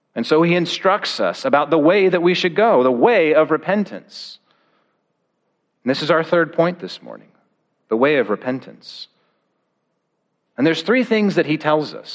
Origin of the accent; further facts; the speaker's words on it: Oregon, United States; I grew up in Oregon